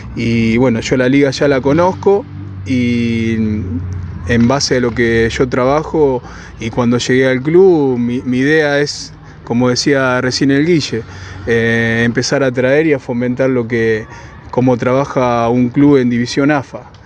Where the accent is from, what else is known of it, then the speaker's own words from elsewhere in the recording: Carreras, Santa Fe, Argentina; haber vuelto eh, a mi pueblo, que yo soy oriundo de la localidad de Carreras